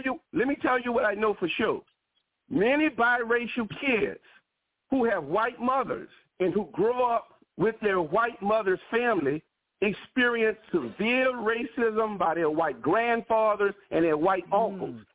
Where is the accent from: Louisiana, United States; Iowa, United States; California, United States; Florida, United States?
Louisiana, United States; New Orleans; I'm from New Orleans, Louisiana. My family has been in this